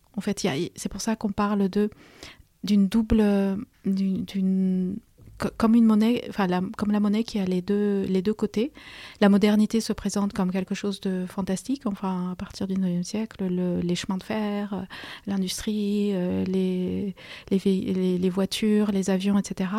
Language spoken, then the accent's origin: French; Peru; moved away as an adult; now in France; je suis une immigrée et j'ai passé mon enfance, mon adolescence au Pérou